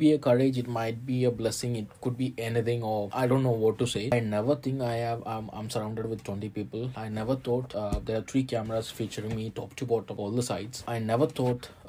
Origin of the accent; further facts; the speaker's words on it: Malayali, Kerala, India; ഞാനൊരു hard core മലയാളിയാണ്